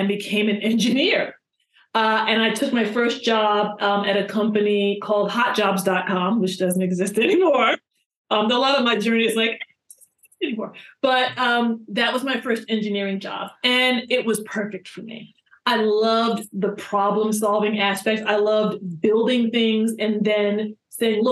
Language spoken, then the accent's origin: English; New York, United States; I'm from New York, so I came back to New York.